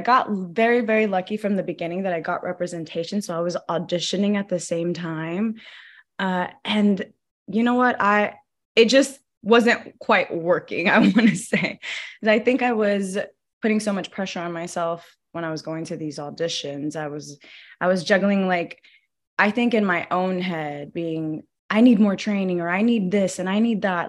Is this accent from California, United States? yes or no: yes; Los Angeles, California, United States; And I grew up in LA, like, I grew up moving a lot. I grew up in like East LA. I grew up in Koreatown, Mid-City, like all over LA. So I'm very much an LA native.